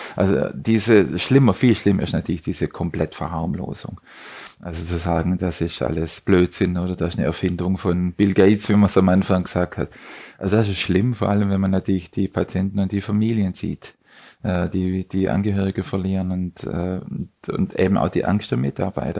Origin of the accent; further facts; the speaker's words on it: Southern Germany, Germany; moved away; Ich bin aus Süddeutschland.